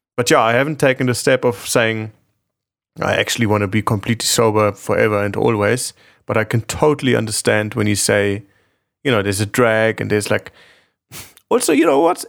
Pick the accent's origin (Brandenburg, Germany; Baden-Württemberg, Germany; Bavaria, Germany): Bavaria, Germany; Munich; I grew up in Munich, in Germany, and there's a big, big drinking culture